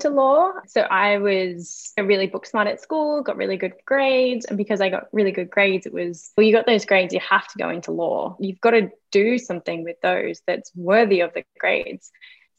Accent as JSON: {"language": "English", "town": "Geraldton", "region": "Western Australia", "country": "Australia", "tie": "born or raised there", "also_born_or_lived": "Melbourne", "moved": "yes", "lives_now": "Brisbane, Australia", "said": "my hometown, which was Geraldton on the west coast"}